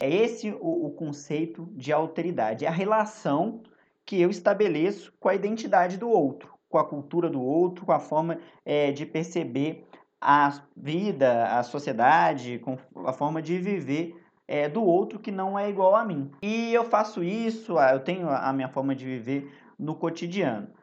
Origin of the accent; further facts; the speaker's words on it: Belo Horizonte, Minas Gerais, Brazil; na minha juventude, em Belo Horizonte